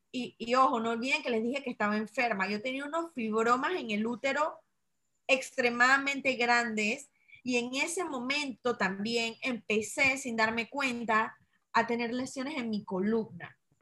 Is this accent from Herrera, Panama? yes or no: yes; Chitré, Herrera, Panama; moved away; pandemia me agarra en mi ciudad natal. Yo nací en una ciudad que se llama Chitré, que está a tres horas y media de Panamá